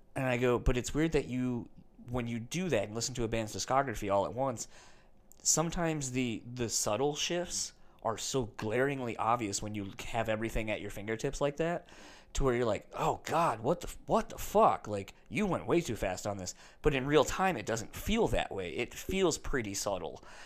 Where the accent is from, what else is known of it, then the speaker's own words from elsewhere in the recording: East Coast, United States; now in Midwest, United States; I grew up on the East Coast, too, around that same time.